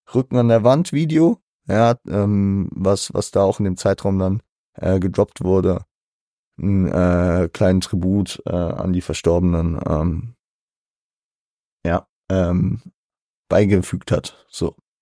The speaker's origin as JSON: {"language": "German", "country": "Germany", "said": "als Deutscher"}